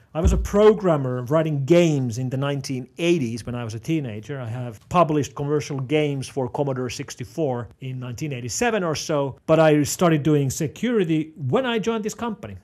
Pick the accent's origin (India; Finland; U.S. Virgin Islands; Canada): Finland; first language Finnish; English is a second language; I'm not an English speaker. I speak Finnish. Finnish is my home language, but I need to use English professionally.